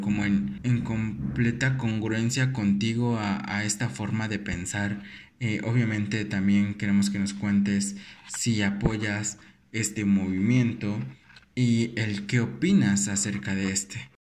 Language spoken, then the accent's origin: Spanish; Mexico; como mexicanos